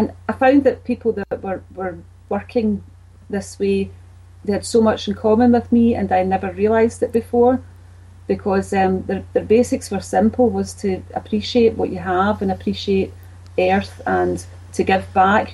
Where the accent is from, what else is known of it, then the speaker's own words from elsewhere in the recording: Glasgow, Scotland, United Kingdom; I grew up in Bridgeton. It's in the east end of Glasgow. That's where I was born, and then I moved